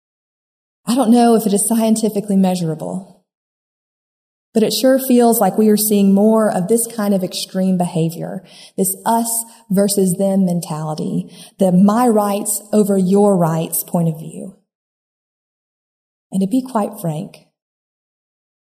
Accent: United States; can be hard for Americans to hide our Americanness

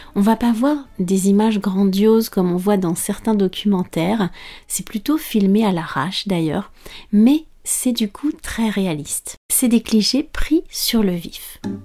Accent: France

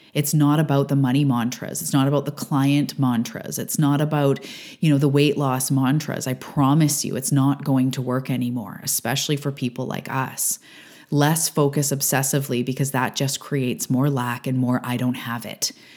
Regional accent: Canada; also born or lived in Vancouver Island, British Columbia; I'm a Canadian living on the west coast of Canada on Vancouver Island

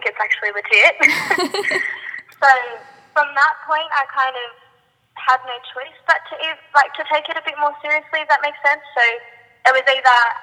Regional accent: Sydney, New South Wales, Australia; I grew up in Penrith in Sydney, and I'm still like currently living here.

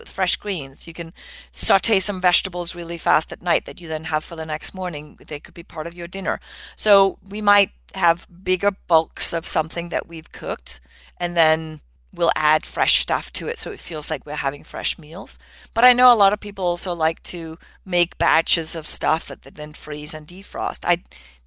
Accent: Denmark; moved away; I grew up in Denmark

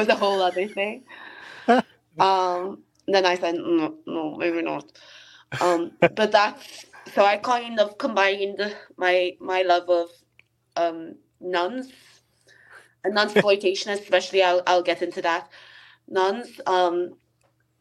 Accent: Malta; moved away as an adult; now in United Kingdom; I'm from Malta, from my very foreign sounding surname. And we are an extremely Roman Catholic country. And when I emigrated to the UK

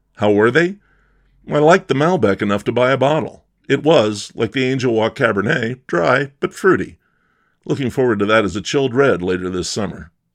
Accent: Millheim, Pennsylvania, United States; born or raised there

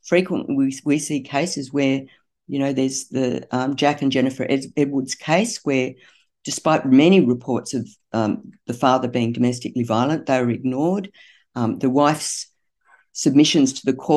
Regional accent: Newcastle, New South Wales, Australia; I'm from Newcastle

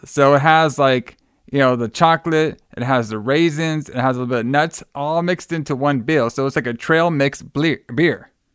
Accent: Texas, United States; my home state, Texas

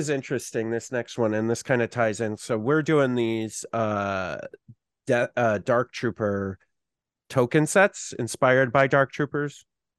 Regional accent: New York, United States; We're from New York, you're from New York.

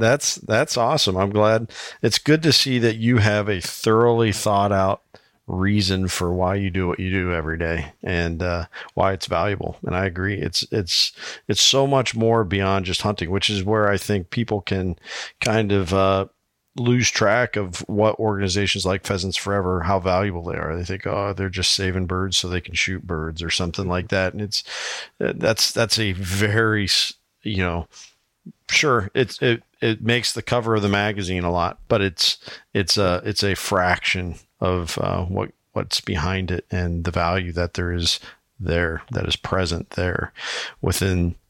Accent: Iowa, United States; my home state of Iowa

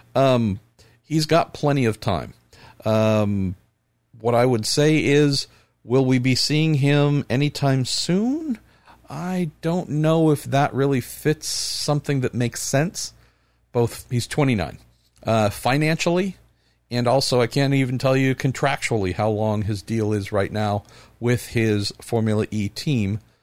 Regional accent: United States; as an American

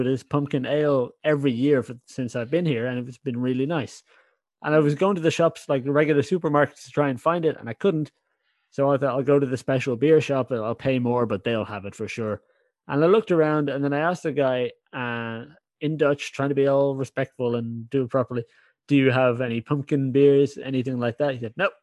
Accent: Ireland; now in Netherlands; I'm an Irish guy in the Netherlands.

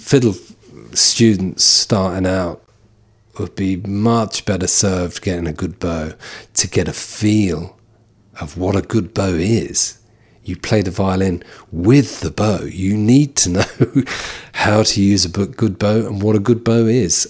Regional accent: London, United Kingdom; now in County Carlow, Ireland; we all were born and bred in London, of Irish parents

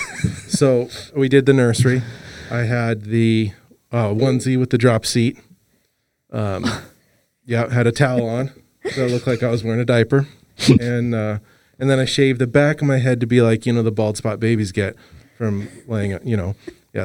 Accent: Los Angeles, California, United States; moved away; also born or lived in Montana; I'm originally from Los Angeles

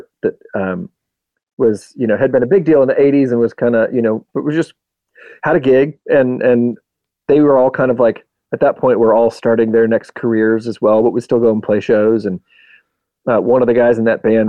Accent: Normal, Illinois, United States; We are from Normal, Illinois. At least the two main guys, me and my best friend in high school

